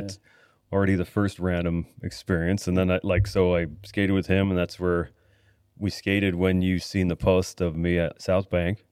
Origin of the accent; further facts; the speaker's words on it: Niagara Falls, Ontario, Canada; also born or lived in Blaine / Los Angeles; now in Vancouver, Canada; I was born in Niagara Falls, Ontario